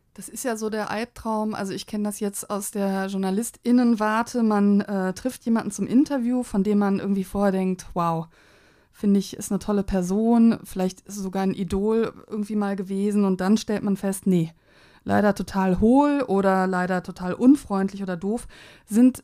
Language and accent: German; Cologne, North Rhine-Westphalia, Germany; als Kölnerin in Berlin bin